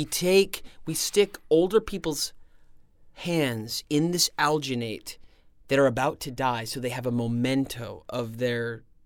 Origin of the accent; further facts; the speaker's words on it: Nebraska, United States; moved away as an adult; also born or lived in Utah / Venezuela; when I grew up in Nebraska.